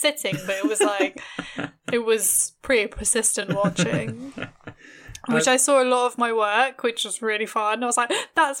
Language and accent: English; London, United Kingdom; I grew up in London, so it was like even weirder, like it being like dead.